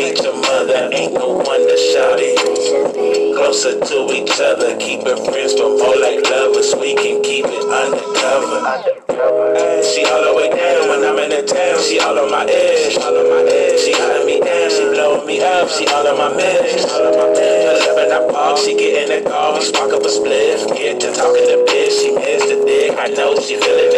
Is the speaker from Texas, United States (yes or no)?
yes; Austin, Texas, United States; I am a country girl. I'm from Austin, Texas. I'm not from Cali